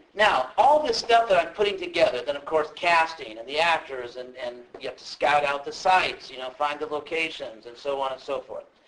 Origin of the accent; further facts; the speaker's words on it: Southern California, United States; I'm actually from Southern California, and uh, a good part of my life I lived actually in a part of the city where there are a lot of movie people around